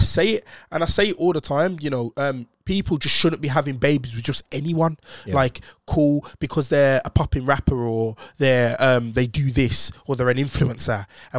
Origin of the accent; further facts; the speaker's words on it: Jamaica; I'm Jamaican, but like